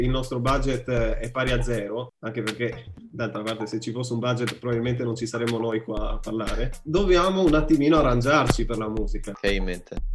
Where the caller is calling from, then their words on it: Staranzano, Friuli-Venezia Giulia, Italy; vengo da Staranzano in provincia di Gorizia.